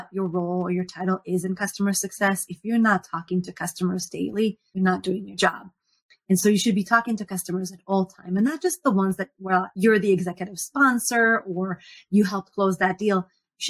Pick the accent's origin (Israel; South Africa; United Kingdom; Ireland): Israel; moved away as an adult; now in Seattle, United States; I was born and raised in Israel